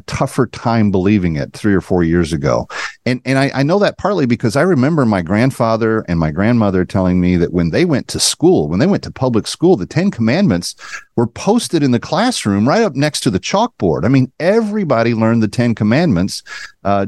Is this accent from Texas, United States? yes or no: yes; Dallas, Texas, United States; a 16,000-member church in my hometown of Dallas-Fort Worth